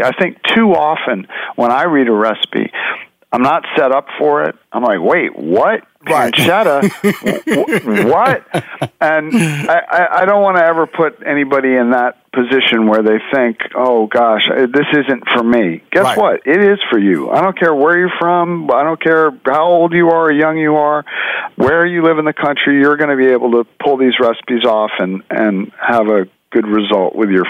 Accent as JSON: {"language": "English", "town": "New York City", "region": "New York", "country": "United States", "tie": "born or raised there", "said": "I grew up in New York City, and New York City is a great food town."}